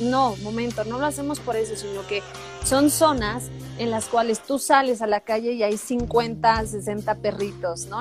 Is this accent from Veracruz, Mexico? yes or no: yes; Veracruz, Mexico; soy, jarocha, entonces se me sale